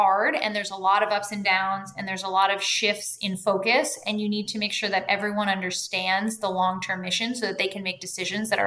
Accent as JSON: {"language": "English", "country": "United States", "also_born_or_lived": "Colombia / Mexico", "moved": "as an adult", "lives_now": "Miami, United States", "said": "as an American"}